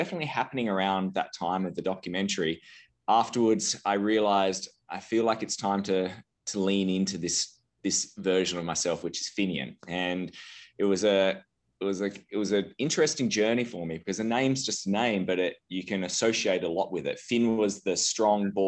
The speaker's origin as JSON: {"language": "English", "country": "Australia", "moved": "as an adult", "lives_now": "Aspen, United States", "said": "I'm originally from Australia. I now live in Aspen, Colorado. I moved over 5 years ago for business"}